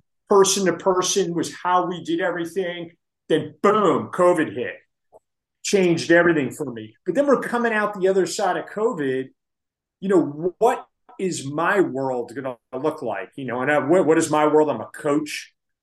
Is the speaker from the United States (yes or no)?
yes; New Jersey, United States; I'm from New Jersey